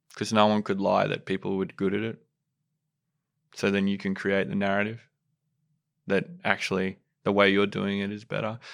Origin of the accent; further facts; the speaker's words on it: Sydney, New South Wales, Australia; I'm from Western Sydney.